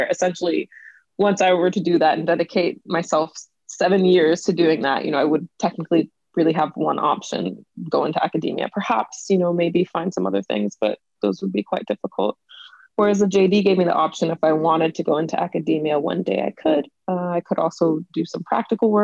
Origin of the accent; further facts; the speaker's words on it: Atlanta, Georgia, United States; moved away as an adult; now in London, United Kingdom; I was born and raised in Atlanta, went to high school and even college there